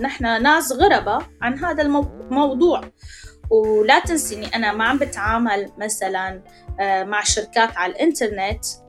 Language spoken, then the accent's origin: Arabic; Syria; moved away as an adult; نحن طلعنا من سوريا